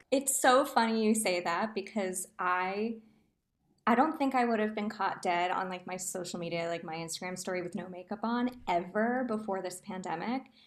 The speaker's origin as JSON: {"language": "English", "region": "New Jersey", "country": "United States", "tie": "born or raised there", "also_born_or_lived": "Manhattan, New York / Hoboken, New Jersey", "said": "born and raised in New Jersey, was living in Manhattan, performing."}